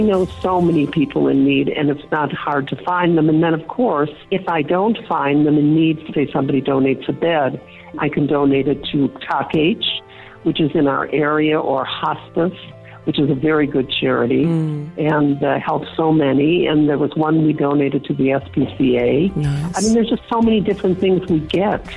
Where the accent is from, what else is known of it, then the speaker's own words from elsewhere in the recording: United States; moved away as an adult; now in Johannesburg, South Africa; I'm an American, I've lived in Johannesburg with my husband for 21 years